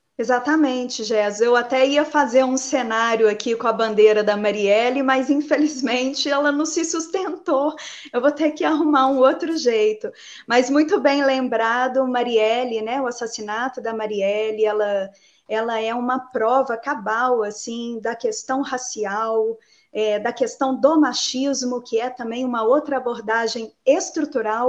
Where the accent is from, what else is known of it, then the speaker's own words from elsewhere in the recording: Betim, Minas Gerais, Brazil; Eu sou moradora de Betim desde sempre. Eu tenho 41 anos, sempre estive por aqui.